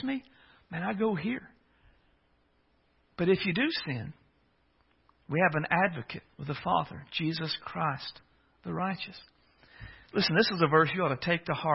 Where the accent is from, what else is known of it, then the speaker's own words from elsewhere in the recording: United States; I come from a small town. I've joked before, but I come from Pickett Center